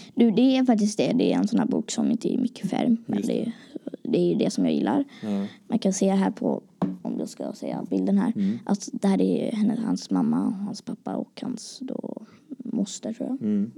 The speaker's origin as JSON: {"language": "Swedish", "town": "Gothenburg", "region": "Västra Götaland", "country": "Sweden", "said": "jag kommer ifrån Göteborg"}